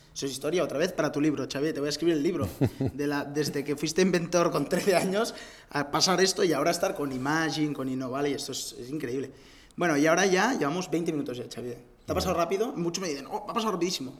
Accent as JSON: {"language": "Spanish", "town": "Barcelona", "region": "Catalonia", "country": "Spain", "said": "yo también soy de Barcelona"}